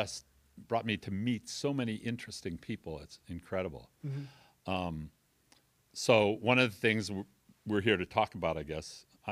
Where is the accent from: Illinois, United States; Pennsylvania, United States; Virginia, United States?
Illinois, United States; Arlington Heights; And so I grew up in Arlington Heights, Illinois, mm-hmm. you know, love outside of Chicago, love Chicago.